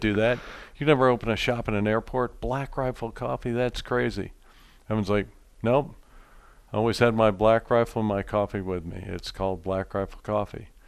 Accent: Philadelphia, Pennsylvania, United States; Growing up in Pennsylvania, did a lot of bird hunting

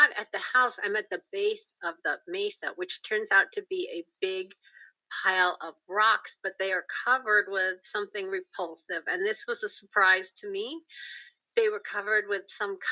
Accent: Pacific Northwest, United States; I'm from the Pacific Northwest

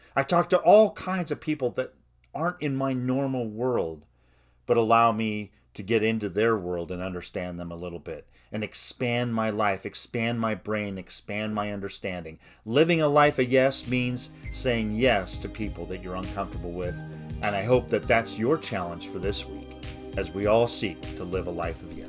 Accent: United States; I'm an American, white, a suburban man

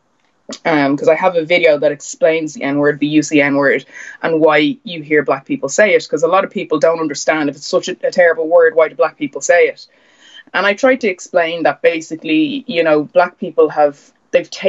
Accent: Bray, Leinster, Ireland; also born or lived in Mississippi, United States; I grew up in Bray, and there was probably about four or five people of colour in the whole town

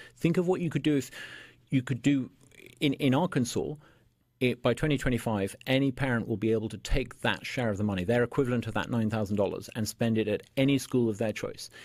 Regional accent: United Kingdom; moved away as an adult; now in Mississippi, United States; I'm a British by birth

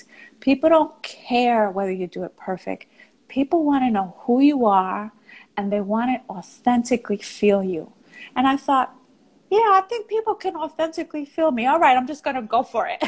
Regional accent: New York, United States; accent: New York; I was from New York, because I had a New York accent, because I was Puerto Rican

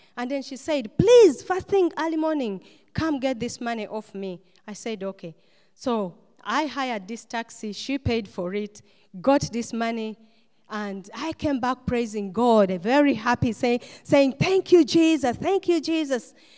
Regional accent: Uganda; moved away as an adult; also born or lived in Istanbul, Turkey; come back uh, to Uganda because that's my home country where I come from

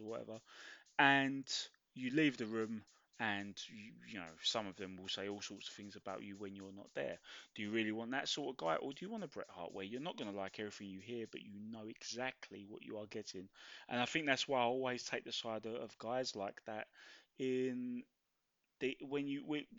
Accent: London, United Kingdom; as a Londoner

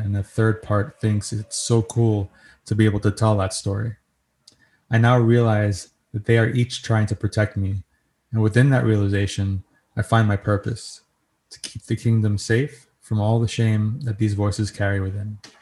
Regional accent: New York, United States; accent: New York; my New York accent

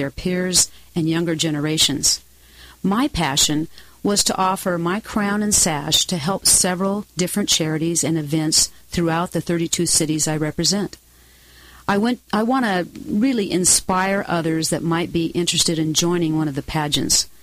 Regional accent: Costa Mesa, California, United States; I was raised in Costa Mesa

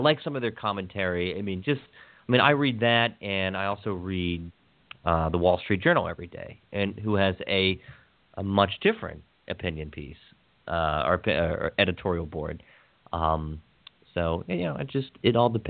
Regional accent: Hagerstown, Maryland, United States; my hometown of Hagerstown, Maryland

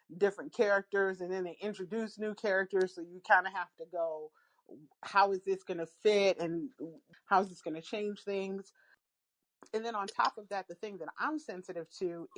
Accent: United States; as an American

